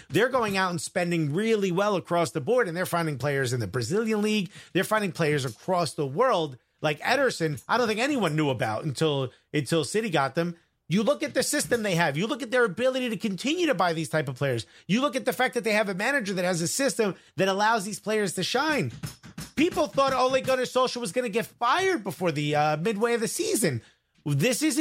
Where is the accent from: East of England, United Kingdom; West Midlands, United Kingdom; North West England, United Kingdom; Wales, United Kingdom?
North West England, United Kingdom; Manchester; So I come from Manchester. I'm a Manc, i.e., citizen.